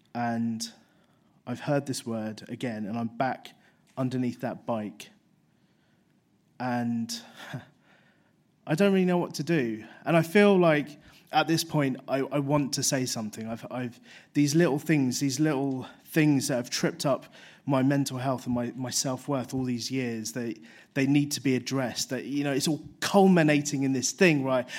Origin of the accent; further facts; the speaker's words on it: London, United Kingdom; I grew up in London